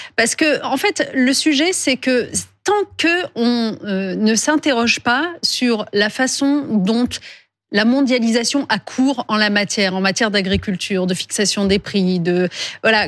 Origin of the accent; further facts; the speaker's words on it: France; chez nous, en France